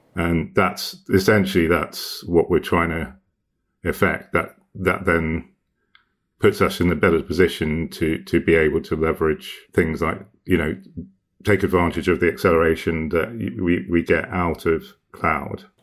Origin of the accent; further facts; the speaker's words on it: Hong Kong; I grew up in Hong Kong in the, in the eighties and nineties